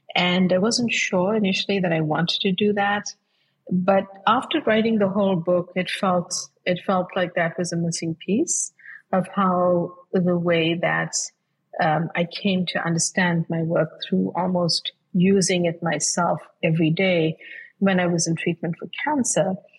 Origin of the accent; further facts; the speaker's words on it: South Africa; moved away as an adult; now in United States; I grew up, my childhood was spent uh, before I moved to the US to study, was I grew up in South Africa.